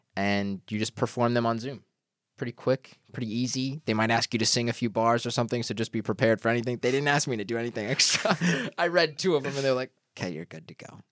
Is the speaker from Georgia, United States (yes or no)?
yes; Georgia, United States; moved away as an adult; now in New York, United States; I'm from Georgia